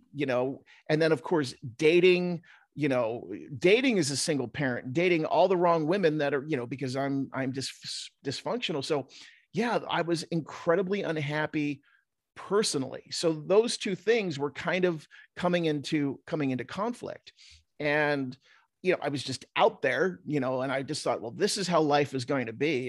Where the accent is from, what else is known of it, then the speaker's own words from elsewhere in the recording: New Jersey, United States; now in Utah, United States; growing up in South Jersey, and every kid I went to high school with was like a cliche of The Sopranos